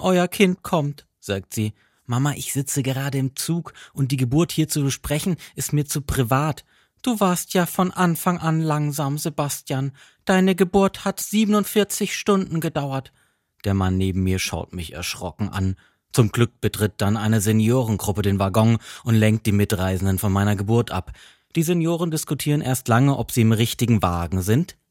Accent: Freiburg, Baden-Württemberg, Germany; moved away; aus meiner Heimatstadt Freiburg

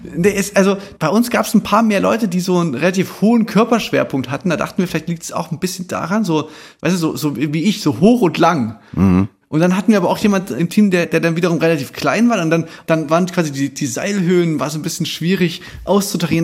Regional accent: Chemnitz, Saxony, Germany; Bei uns in Chemnitz gab es da wirklich viele so, so Abrisshäuser, so, wir sind ja so Nachwendekinder

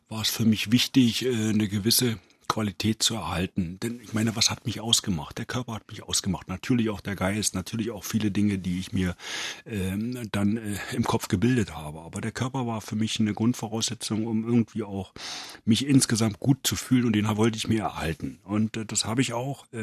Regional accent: Brandenburg, Germany; Und ich bin heute Brandenburger, da bin ich auch stolz drauf.

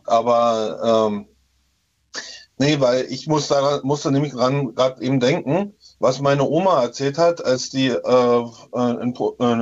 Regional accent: Töplitz, Brandenburg, Germany; Und beim, in meinem Heimatdorf in Töplitz, äh, da wurden auch auf, äh, bei uns auf dem Dorfplatz

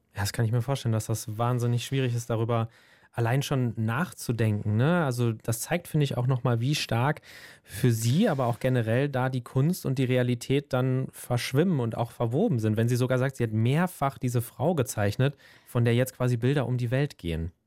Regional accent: Germany; bei uns in Deutschland

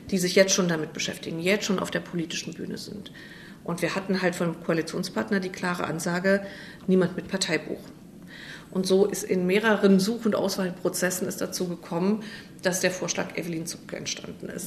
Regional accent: Binz, Mecklenburg-Vorpommern, Germany; born there; Ich bin 1962 auf der Insel Rügen in Binz geboren.

